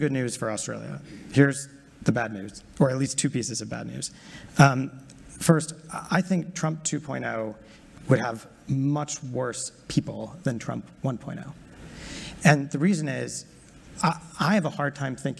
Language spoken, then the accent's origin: English; United States; as an American